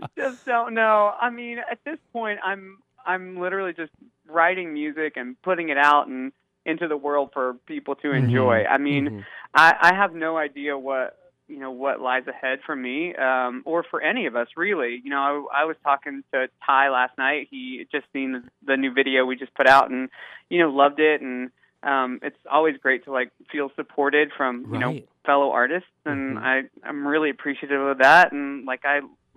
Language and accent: English; Tennessee, United States; moved away as an adult; also born or lived in Chattanooga / Nashville; now in Los Angeles, United States; I grew up in Tennessee and spent a lot of time in Chattanooga and Nashville.